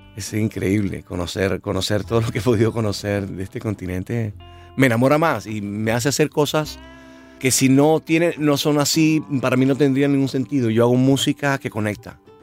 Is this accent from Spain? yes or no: no; Santa Marta, Magdalena, Colombia; yo soy de Santa Marta